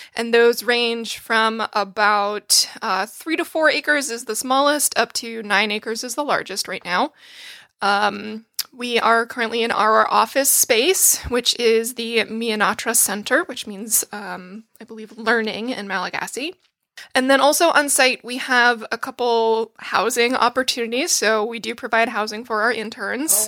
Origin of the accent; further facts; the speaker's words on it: North Attleboro, Massachusetts, United States; moved away; also born or lived in Pennsylvania; I am from North Attleboro, Massachusetts, and I went to school in Pennsylvania